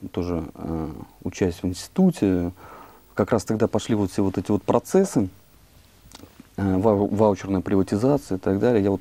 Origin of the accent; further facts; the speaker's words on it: Western Belarus, Belarus; also born or lived in Krasnoyarsk, Russia / Saint Petersburg, Russia / Moscow, Russia; Я родился вообще в Красноярске, там прожил достаточно все школьные годы в Беларуси, в Западной Беларуси, учился в Питере, потом в Москве